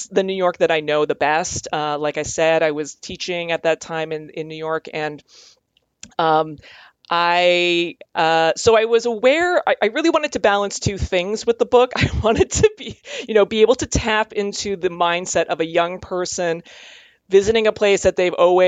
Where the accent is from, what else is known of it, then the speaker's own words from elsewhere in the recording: Calgary, Alberta, Canada; I grew up in Calgary, Alberta.